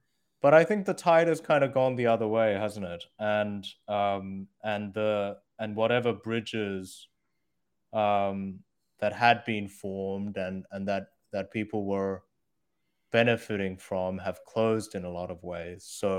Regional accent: Australia; also born or lived in Korea / United States / China; I was born in Korea, grew up in Australia, and then went to college in the US. And then I went over to China.

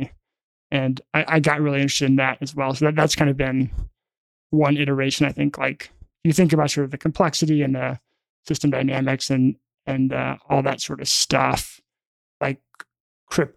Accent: Memphis, Tennessee, United States; also born or lived in Alabama; I grew up in Memphis, Tennessee

